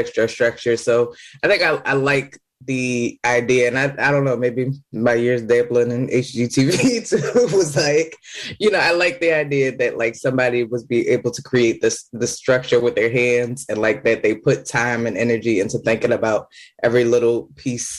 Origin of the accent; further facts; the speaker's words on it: Philadelphia, Pennsylvania, United States; also born or lived in Germantown, Philadelphia / New York City; I grew up in Nicetown originally, and then we moved into Germantown a little bit.